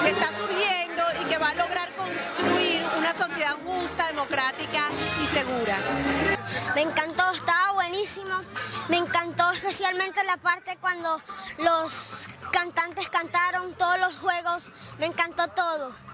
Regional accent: Colombia; Yo soy colombiano y maricano y me gusta todos los latinos.

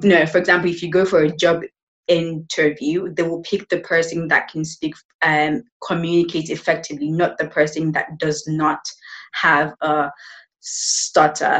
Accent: Nigeria; also born or lived in United Kingdom; now in Spain; I am from Nigeria.

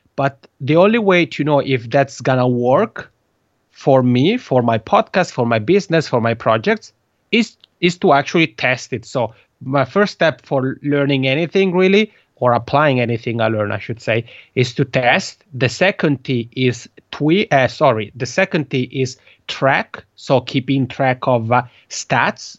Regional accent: Italian-speaking part of Switzerland, Italian-speaking Switzerland, Switzerland; first language Italian; English is a second language; moved away as an adult; now in Helsinki, Finland; I have a funny accent is because Italian is my mother tongue. I'm originally from the Italian speaking part of Switzerland

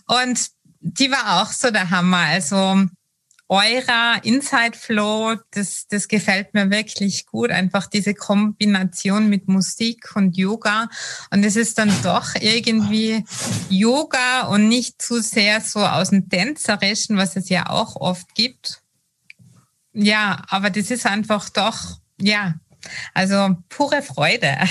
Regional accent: Austria; als Österreicherin

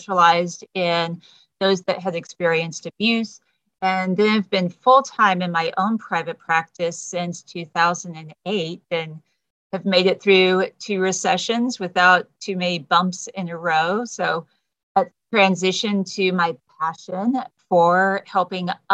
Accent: Texas, United States; moved away as an adult; also born or lived in California; I'm native Texan

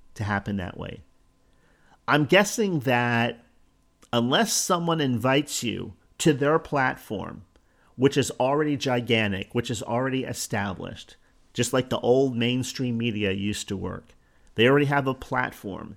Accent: Northeast, United States; now in Florida, United States; I come from the Northeast

